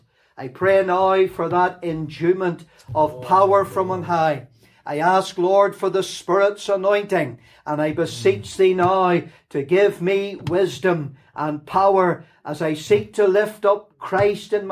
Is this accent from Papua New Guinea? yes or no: no; Lurgan, Northern Ireland, United Kingdom; accent: Lurgan; also born or lived in Nottingham, England; this refined Lurgan accent